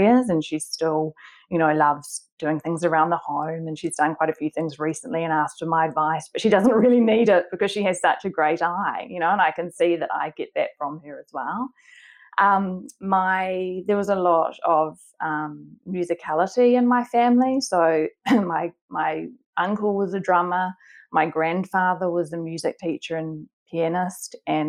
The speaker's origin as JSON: {"language": "English", "region": "Auckland", "country": "New Zealand", "tie": "born or raised there", "said": "I grew up in Auckland in New Zealand."}